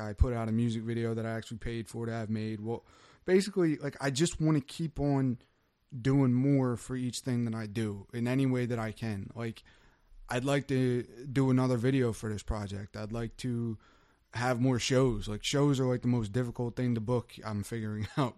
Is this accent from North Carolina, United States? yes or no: no; Wildwood, New Jersey, United States; moved away as an adult; also born or lived in Cape May Court House, New Jersey; now in Woodbine, United States; I'm from Wildwood